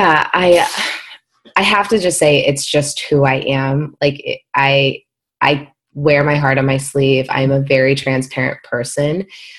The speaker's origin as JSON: {"language": "English", "region": "Midwest", "country": "United States", "tie": "born or raised there", "said": "And I remember growing up in the Midwest and, you know, a lot of very religious, you know, upbringings, et cetera."}